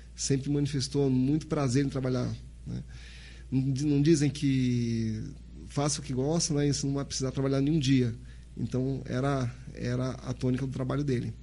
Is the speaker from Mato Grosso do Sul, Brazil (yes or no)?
no; Santos, São Paulo, Brazil; moved away as an adult; now in Sergipe, Brazil; Sou natural de Santos, São Paulo, né? Meus pais são paraenses